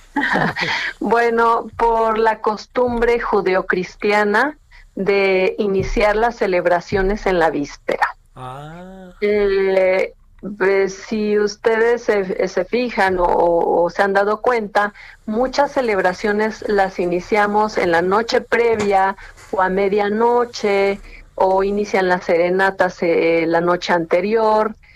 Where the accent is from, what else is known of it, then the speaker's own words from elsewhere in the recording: Mexico; uno como mexicano cree que nuestro zócalo es, es bellísimo